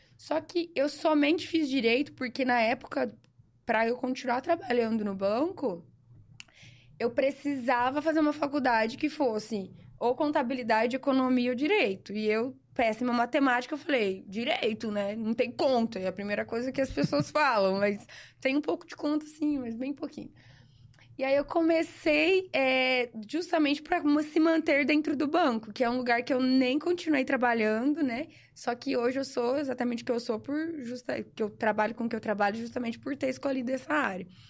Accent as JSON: {"language": "Portuguese", "town": "Sertãozinho", "region": "São Paulo", "country": "Brazil", "tie": "born or raised there", "said": "Eu nasci em Sertãozinho, né, aqui ao lado de Ribeirão"}